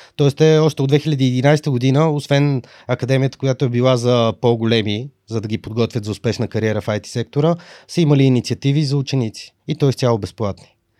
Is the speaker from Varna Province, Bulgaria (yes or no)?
no; Sofia, Sofia City, Bulgaria; От София